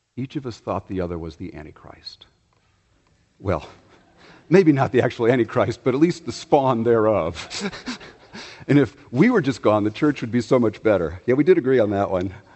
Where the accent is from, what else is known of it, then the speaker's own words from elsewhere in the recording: Chicago, Illinois, United States; moved away; also born or lived in the South (US); Growing up in Chicago